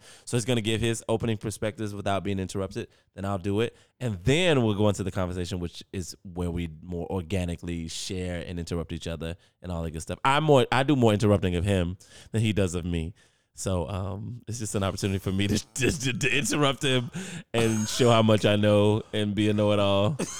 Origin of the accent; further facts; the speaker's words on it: North Carolina, United States; you and I, we're from North Carolina and we're from a specific family